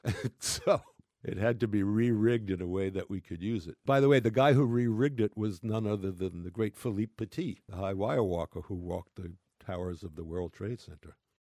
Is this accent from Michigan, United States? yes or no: no; New York City, New York, United States; I'm a New Yorker